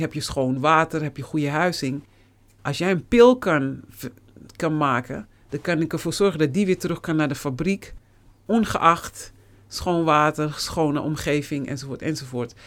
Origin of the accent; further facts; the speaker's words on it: Netherlands; moved away as an adult; also born or lived in United States / Suriname; je bent hier geboren